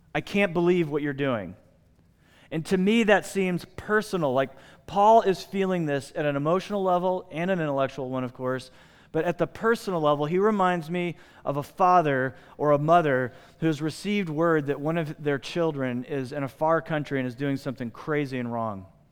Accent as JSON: {"language": "English", "country": "United States", "said": "I'm an American."}